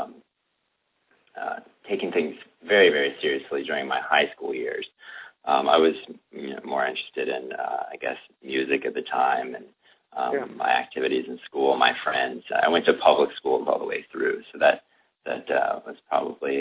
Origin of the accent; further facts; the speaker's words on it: Chattanooga, Tennessee, United States; I grew up in Tennessee, in the Chattanooga area for the most part